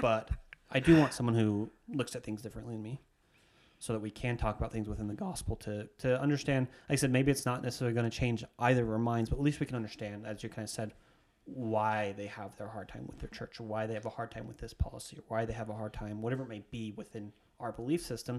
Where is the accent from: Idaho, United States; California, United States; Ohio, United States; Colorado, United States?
Idaho, United States; I'm speaking this from Idaho specifically, where I grew up